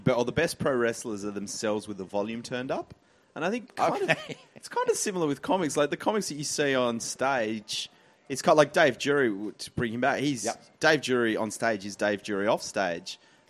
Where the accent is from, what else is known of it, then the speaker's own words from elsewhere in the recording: Tasmania, Australia; moved away; also born or lived in Sydney; I grew up in Tasmania, which is a small. Tasmania is very insular.